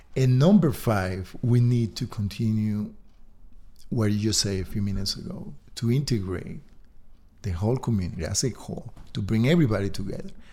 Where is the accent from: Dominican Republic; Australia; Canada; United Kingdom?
Dominican Republic; moved away as an adult; now in Park City, United States; I'm originally from the Dominican Republic, but I've been here for close to ten years.